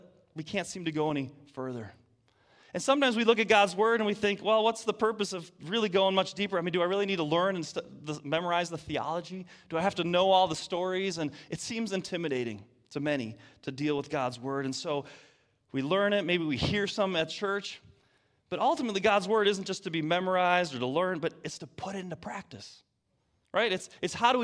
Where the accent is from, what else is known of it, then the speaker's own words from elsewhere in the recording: Detroit, Michigan, United States; moved away; I'm from Detroit. That's right. From Michigan, the state up north. Proud of it